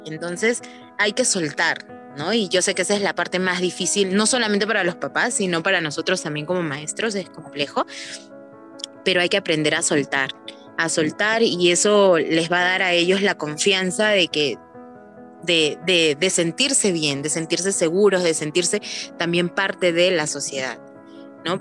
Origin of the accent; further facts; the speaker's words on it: Lima, Peru; moved away as an adult; now in Urubamba, Peru; Yo soy natural de Lima, pero por eh, motivos de trabajo llevo viviendo aquí en Urubamba, en Cusco, ya cuatro años.